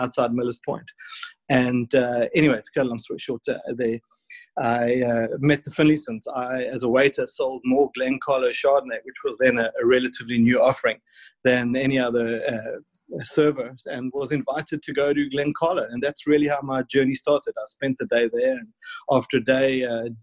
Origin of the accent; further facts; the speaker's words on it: Warner Beach, KwaZulu-Natal, South Africa; I was from the Natal South Coast, and which was, certainly not the home of fine wine